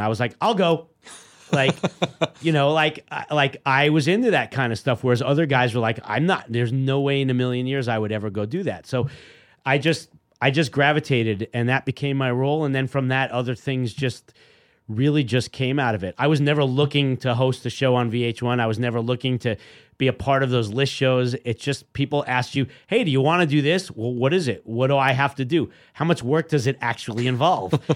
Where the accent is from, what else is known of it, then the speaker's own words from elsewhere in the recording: New York City, New York, United States; we grew up in Queens